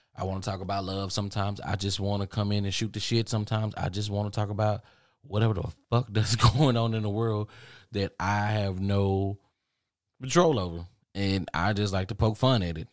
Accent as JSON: {"language": "English", "town": "Dallas", "region": "Texas", "country": "United States", "said": "I'm from Dallas"}